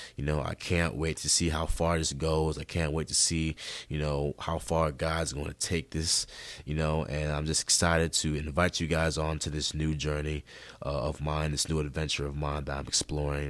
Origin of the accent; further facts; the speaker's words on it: Rochester, New York, United States; I was born and raised in Rochester, New York, and that's in upstate New York